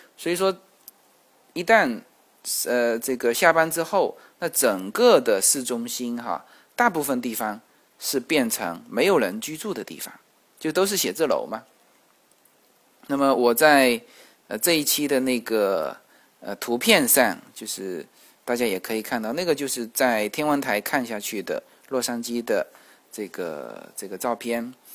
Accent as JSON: {"language": "Chinese", "country": "China", "said": "我们中国人都是这样子"}